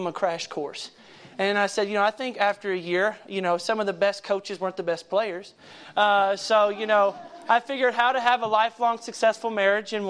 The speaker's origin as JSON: {"language": "English", "region": "Kentucky", "country": "United States", "tie": "born or raised there", "moved": "yes", "said": "I grew up in Kentucky, and that's where I was born and raised for most of my growing up"}